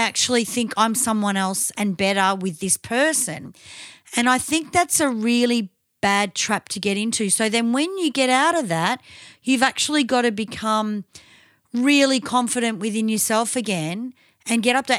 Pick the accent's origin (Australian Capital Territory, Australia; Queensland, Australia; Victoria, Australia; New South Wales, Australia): Victoria, Australia